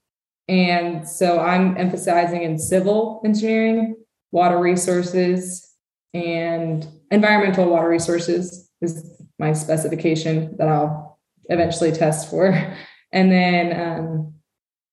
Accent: Santa Rosa, California, United States; also born or lived in San Luis Obispo; I grew up in Sonoma County, Santa Rosa, which is about an hour north of San Francisco

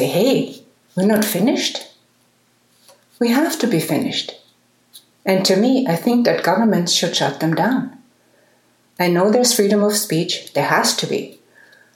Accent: Munich, Bavaria, Germany; I love my hometown

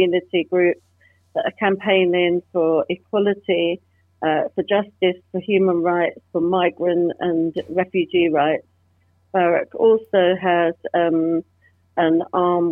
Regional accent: London, United Kingdom; growing up in London in the 70s and 80s, I experienced discrimination firsthand

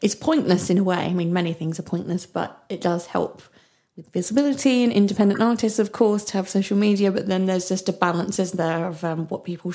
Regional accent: United Kingdom; being British

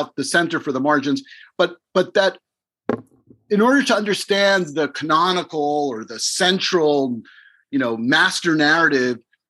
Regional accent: Miami, Florida, United States; moved away as an adult; also born or lived in Israel / New York; I'm a Cuban Jew from Miami. My family came from Eastern Europe through Cuba and left with the rise of Fidel Castro, and they came to America. And I grew up in Miami

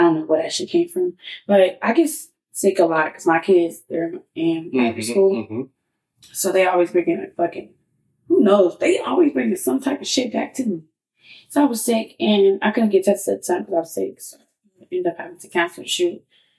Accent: Chicago, Illinois, United States; People need to understand that because I'm from Chicago. Don't think that I'm like this ghetto person.

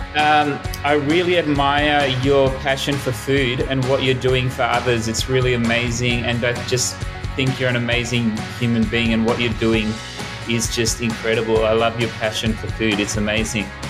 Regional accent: Melbourne, Victoria, Australia; I was born in Melbourne, grew up in Melbourne, never really left Melbourne except for going to overseas for quite some time.

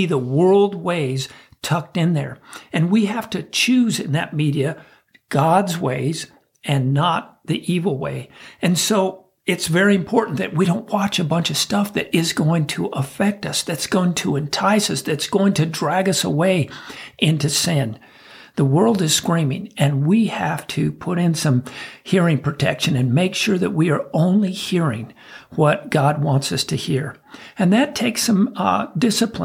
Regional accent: United States

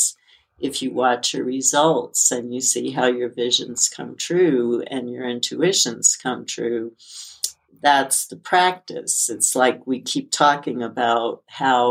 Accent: New York, United States; as a child growing up in New York, I had to walk to school during hurricanes

